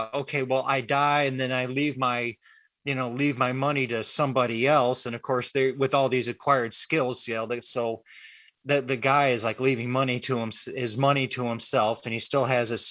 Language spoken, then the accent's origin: English; Rochester, New York, United States; now in St. Louis, United States; I'm from Rochester, so the Buffalo Bills are our home team